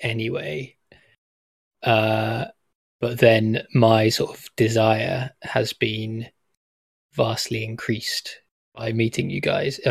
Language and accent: English; Southampton, South East England, United Kingdom; my hometown is Southampton, where I grew up.